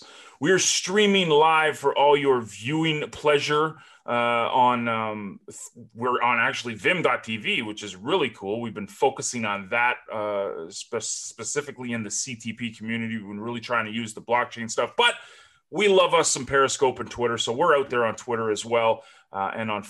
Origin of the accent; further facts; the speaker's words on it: Canada; I'm Canadian